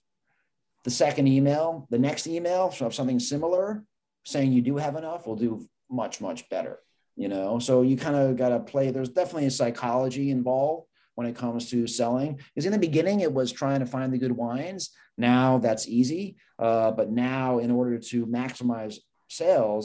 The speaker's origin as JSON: {"language": "English", "region": "New York", "country": "United States", "tie": "born or raised there", "said": "I grew up in New York"}